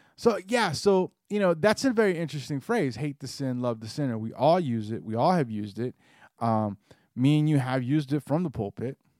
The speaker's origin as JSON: {"language": "English", "region": "the South", "country": "United States", "tie": "born or raised there", "said": "growing up in the South"}